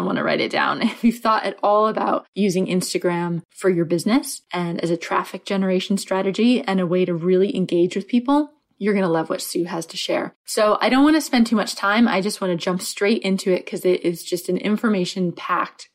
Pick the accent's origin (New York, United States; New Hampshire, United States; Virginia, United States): New Hampshire, United States; moved away; I'm from New Hampshire originally